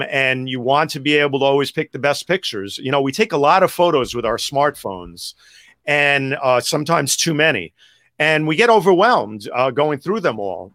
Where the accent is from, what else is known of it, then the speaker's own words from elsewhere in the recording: New York City, New York, United States; growing up in Greenwich Village